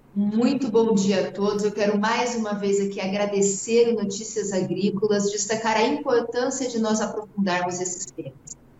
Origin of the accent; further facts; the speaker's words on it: Mato Grosso do Sul, Brazil; Eu sou produtora rural, eu sou aqui do Mato Grosso do Sul